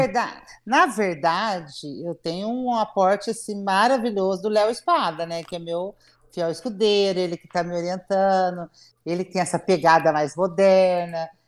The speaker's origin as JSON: {"language": "Portuguese", "town": "Arceburgo", "region": "Minas Gerais", "country": "Brazil", "tie": "born or raised there", "also_born_or_lived": "São Paulo", "accent": "caipira", "moved": "yes", "lives_now": "Mococa, Brazil", "said": "eu nasci em Mococa porque em Arceburgo, onde minha família morava, não tinha maternidade. Então a gente vinha nascer em Mococa, né? Algumas pessoas. E depois eu fui criada em Erceburgo"}